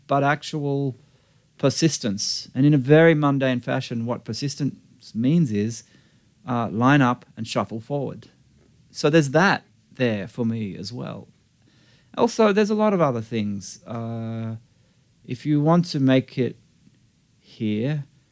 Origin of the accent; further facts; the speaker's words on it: Australia; moved away as an adult; now in Los Angeles, United States; I view myself as an Australian.